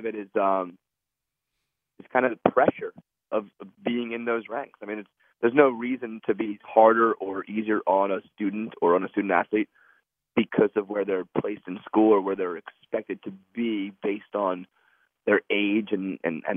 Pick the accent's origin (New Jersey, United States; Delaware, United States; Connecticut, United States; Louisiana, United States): New Jersey, United States; Holmdel; I grew up in Homedale.